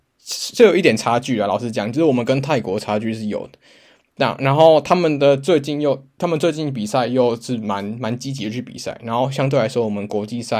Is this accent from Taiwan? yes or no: yes; Taiwan; 嗯、就是毕竟我们都是台湾的听众的话，我们就大家会蛮期待上礼拜有两场比赛